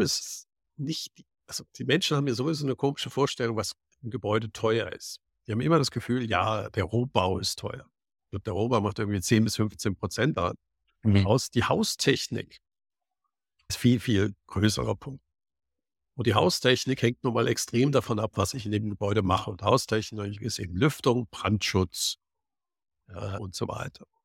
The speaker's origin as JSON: {"language": "German", "town": "Cologne", "region": "North Rhine-Westphalia", "country": "Germany", "tie": "born or raised there", "said": "ich bin in Köln aufgewachsen"}